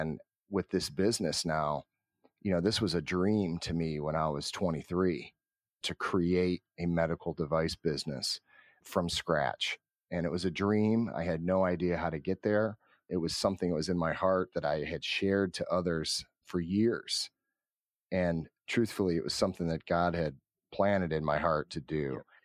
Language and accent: English; Cleveland, Ohio, United States; born and raised in Cleveland, Ohio